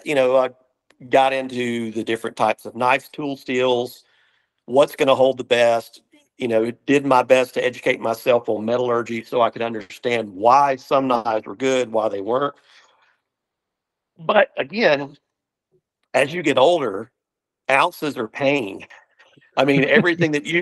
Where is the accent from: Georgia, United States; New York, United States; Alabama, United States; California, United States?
Alabama, United States; growing up in the South